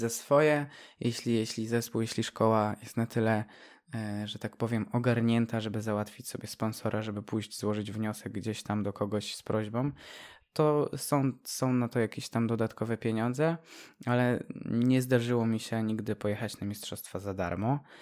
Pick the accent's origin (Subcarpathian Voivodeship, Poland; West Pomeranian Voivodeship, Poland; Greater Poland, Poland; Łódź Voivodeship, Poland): Subcarpathian Voivodeship, Poland; Pilzno; also born or lived in Dębica; urodziłem się w Dębicy, w szpitalu w Dębicy, ale ogólnie pochodzę z małej miejscowości jeszcze mniejszej, Pilzno